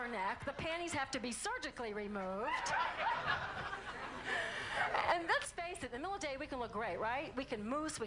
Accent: New Orleans, Louisiana, United States; I'm from New Orleans

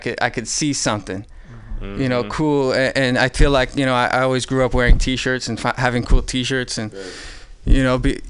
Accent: San Francisco, California, United States; also born or lived in Daly City / Pacifica; I was born here in San Francisco.

